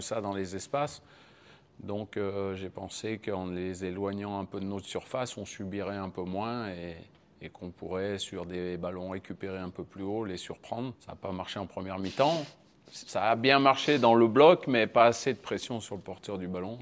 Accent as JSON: {"language": "French", "country": "France", "said": "Je suis français"}